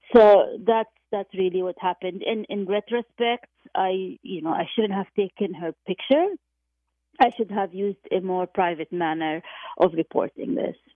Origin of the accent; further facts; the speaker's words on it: Jordan; moved away; my hometown of, of Jordan